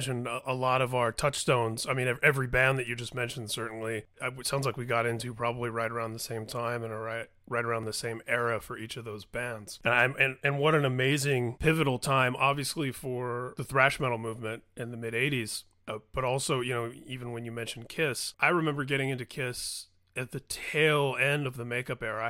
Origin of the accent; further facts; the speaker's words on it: Indiana, United States; I grew up in Indiana